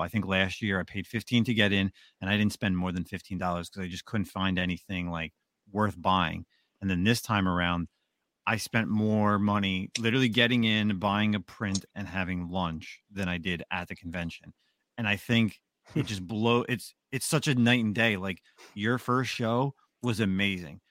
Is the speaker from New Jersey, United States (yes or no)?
yes; Roselle Park, New Jersey, United States; my hometown, Roselle Park